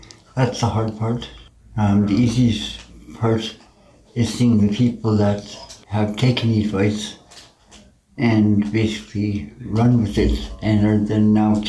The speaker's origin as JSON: {"language": "English", "town": "Edmonton", "region": "Alberta", "country": "Canada", "tie": "born there", "lives_now": "Kelowna, Canada", "said": "I was born in Edmonton, but I've been coast to coast."}